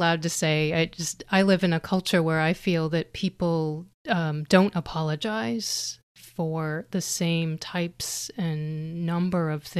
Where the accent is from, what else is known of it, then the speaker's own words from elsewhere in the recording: United States; moved away as an adult; I am an American living abroad for over 10 years now